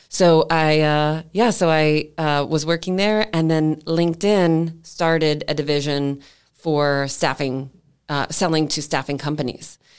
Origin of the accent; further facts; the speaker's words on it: Clearwater, Florida, United States; moved away as an adult; also born or lived in Seattle; I grew up in Clearwater, Clearwater High, all the way, went to University of Florida